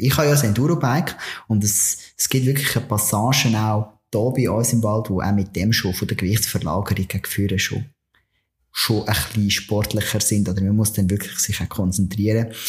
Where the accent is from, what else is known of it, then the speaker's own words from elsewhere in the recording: Switzerland; bei uns in der Schweiz